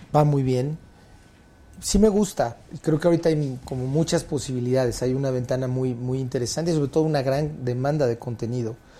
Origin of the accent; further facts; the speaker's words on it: Mexico; el humor tan negro que luego tenemos los mexicanos